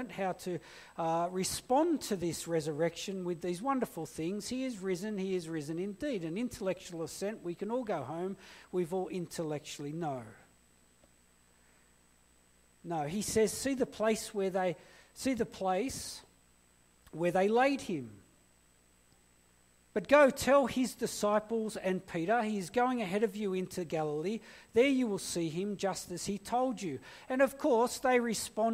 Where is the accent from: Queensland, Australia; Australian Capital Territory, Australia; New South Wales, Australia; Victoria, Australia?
New South Wales, Australia; Blacktown; also born or lived in Blue Mountains; I grew up in Blacktown.